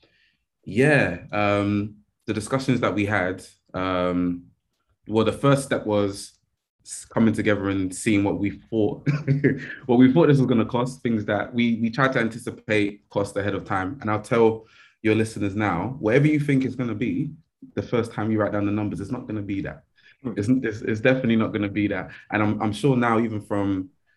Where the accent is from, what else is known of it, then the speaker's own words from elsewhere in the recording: Nigeria; I'm Nigerian